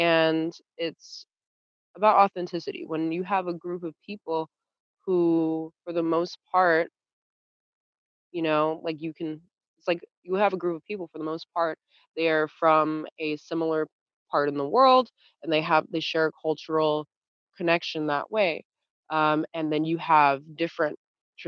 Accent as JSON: {"language": "English", "country": "United States", "said": "an American Jew, living in the United States"}